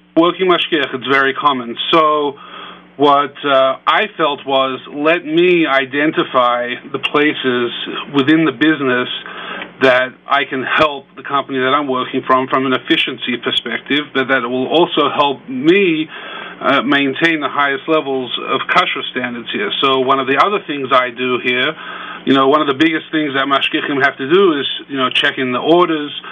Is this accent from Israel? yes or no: no; Australia; moved away as an adult; also born or lived in New Jersey / Connecticut / New York; now in Chicago, United States; I was born and raised in Australia, and I came to the U.S. about 20 years ago when I was a bacher in yeshiva